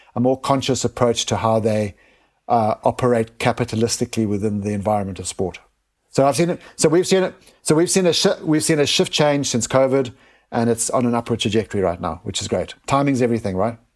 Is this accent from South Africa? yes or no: yes; South Africa; moved away; I was born in Africa, um, and grew up and experienced firsthand the poverty in Africa